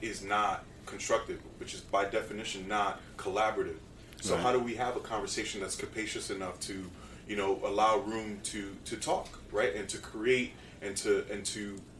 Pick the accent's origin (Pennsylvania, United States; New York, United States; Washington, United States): New York, United States; New York City; We were all teenage boys in New York City, right?